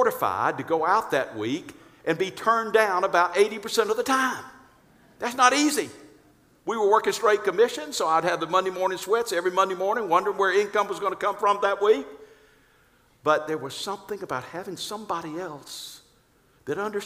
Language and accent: English; Atlanta, Georgia, United States; also born or lived in Augusta, Georgia; I'm from Atlanta